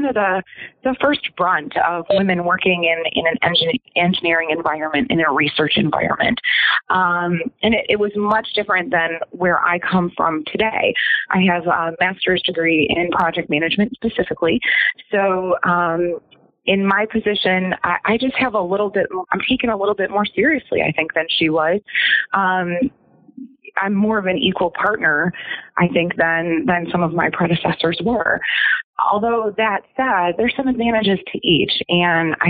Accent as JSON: {"language": "English", "town": "Cleveland", "region": "Ohio", "country": "United States", "tie": "born or raised there", "said": "I grew up in the Cleveland area"}